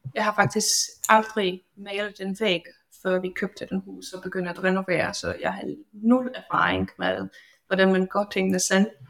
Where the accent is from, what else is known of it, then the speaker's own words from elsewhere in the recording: Poland; Danish is a second language; moved away as an adult; now in Denmark; jeg er faktisk oprindelig fra Polen, som I kan måske høre